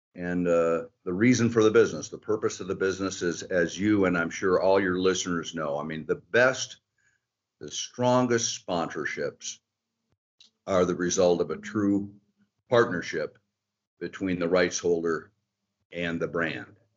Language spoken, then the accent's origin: English; outside of Detroit, Michigan, United States; I grew up outside of Detroit